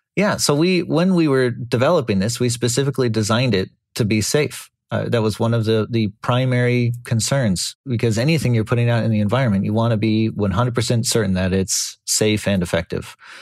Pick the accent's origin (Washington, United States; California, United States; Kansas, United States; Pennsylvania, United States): California, United States; born or raised there